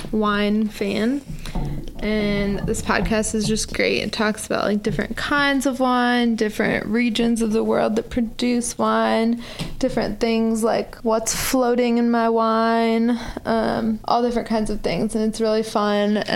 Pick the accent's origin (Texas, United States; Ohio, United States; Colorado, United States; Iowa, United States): Iowa, United States; Iowa City; growing up in Iowa City